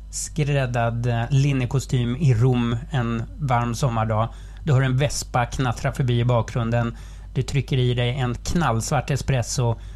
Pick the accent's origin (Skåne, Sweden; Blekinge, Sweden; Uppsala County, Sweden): Skåne, Sweden; Som skåning måste jag ju liksom, det är lag på det, måste jag ju försvara Skånerost i alla dess former. Eh, det är ju så att vi har mycket kalk i, i vattnet här